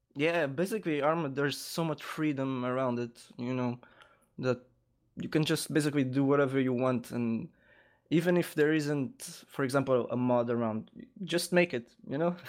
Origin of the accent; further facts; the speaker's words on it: Lisbon, Portugal; I was born in Lisbon and I currently li-, live here